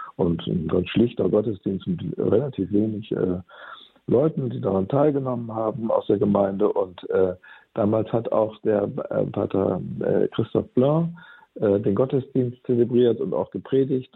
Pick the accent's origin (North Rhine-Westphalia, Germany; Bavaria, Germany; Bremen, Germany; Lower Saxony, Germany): Bremen, Germany; als ich als Jugendlicher und junger Erwachsener aufgewachsen bin in Bremen